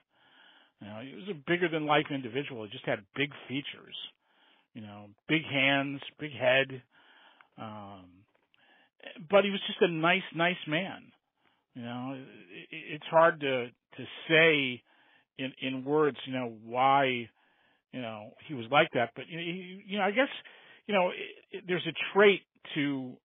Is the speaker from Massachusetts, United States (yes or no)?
yes; the Northeast, Boston area, Massachusetts, United States; that's what we went to see every month at the old Boston Garden or the Boston Arena